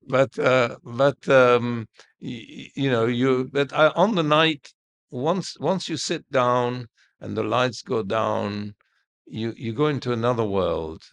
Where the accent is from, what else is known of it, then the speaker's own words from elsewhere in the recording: Cairo, Cairo Governorate, Egypt; I was born in Heliopolis in, in our house.